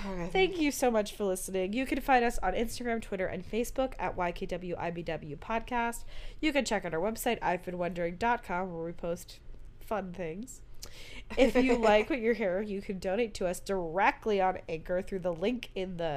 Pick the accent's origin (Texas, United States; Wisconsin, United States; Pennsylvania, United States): Pennsylvania, United States; Growing up in Pennsylvania